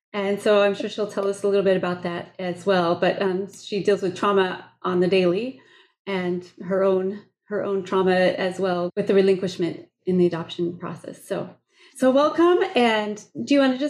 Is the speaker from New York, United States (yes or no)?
no; Des Moines, Iowa, United States; the church where I grew up in Des Moines